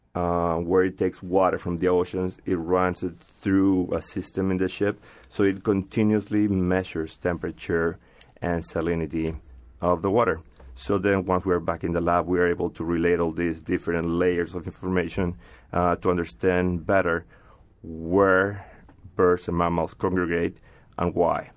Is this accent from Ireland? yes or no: no; Peru; moved away; I come from Peru